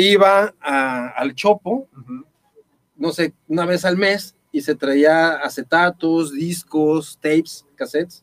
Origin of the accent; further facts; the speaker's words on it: Guadalajara, Jalisco, Mexico; muchas personas que nacimos aquí en Guadalajara